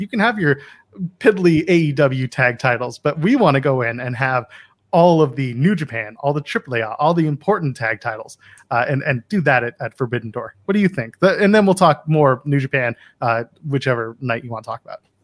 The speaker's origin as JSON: {"language": "English", "town": "Ottawa", "region": "Ontario", "country": "Canada", "tie": "born or raised there", "lives_now": "Toronto, Canada", "said": "I grew up in Ottawa"}